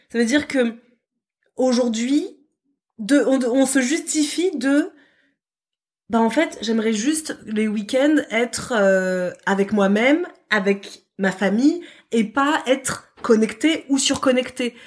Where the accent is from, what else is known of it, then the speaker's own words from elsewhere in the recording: France; chez nous en France euh, métropolitaine